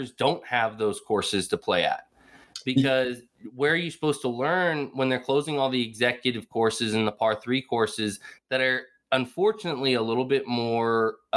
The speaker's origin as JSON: {"language": "English", "area": "Bay Area", "region": "California", "country": "United States", "tie": "born or raised there", "said": "growing up in the Bay Area"}